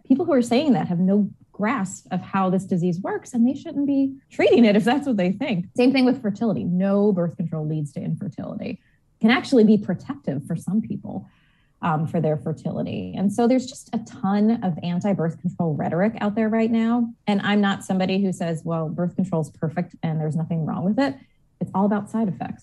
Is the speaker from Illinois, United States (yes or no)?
no; Long Island, New York, United States; now in Portland, United States; I grew up on the complete opposite coast in New York, um, on Long Island specifically